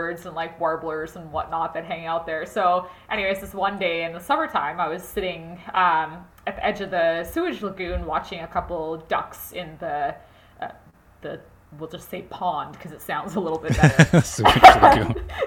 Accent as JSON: {"language": "English", "town": "Edmonton", "region": "Alberta", "country": "Canada", "tie": "born or raised there", "said": "I was born and raised in Edmonton, Alberta"}